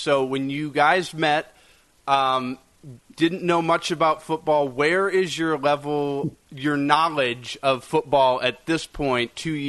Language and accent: English; Minnesota, United States; I grew up in Minnesota, and there's a lot of Packer fans in Minnesota